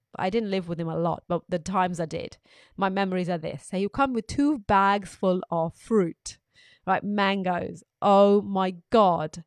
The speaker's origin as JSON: {"language": "English", "country": "Pakistan", "tie": "born or raised there", "moved": "yes", "said": "when I was growing up in Pakistan"}